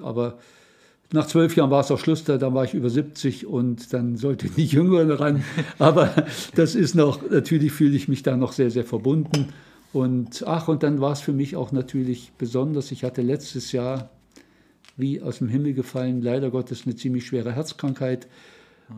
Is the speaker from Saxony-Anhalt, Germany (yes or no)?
yes; Saxony-Anhalt, Germany; ich komme aus Mitteldeutschland, aus dem Land Luthers, Sachsen-Anhalt